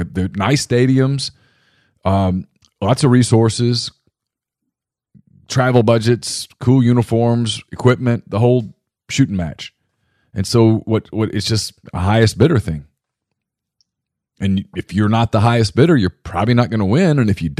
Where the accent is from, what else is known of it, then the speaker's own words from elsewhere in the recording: Louisiana, United States; moved away; I'm from Louisiana, so a lot of my friends from growing up are big LSU fans